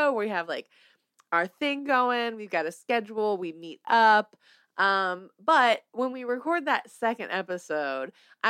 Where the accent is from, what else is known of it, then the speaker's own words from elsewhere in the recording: Mississippi, United States; I'm not from Hattiesburg, Mississippi, but I tell people I'm from Hattiesburg because it's about 4 to 5 minutes outside of Hattiesburg, and nobody knows where it is, so I tell people I'm from Hattiesburg.